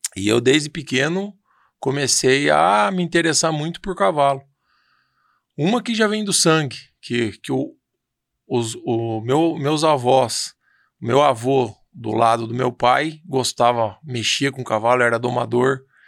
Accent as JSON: {"language": "Portuguese", "region": "São Paulo", "country": "Brazil", "tie": "born or raised there", "said": "eu já sou nascido em São Paulo"}